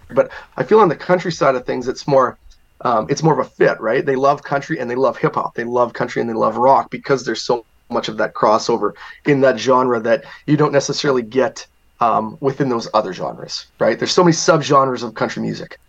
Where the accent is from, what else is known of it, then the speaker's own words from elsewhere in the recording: Binscarth, Manitoba, Canada; A town called Binscarth, Manitoba. There was around 350 people there when I grew up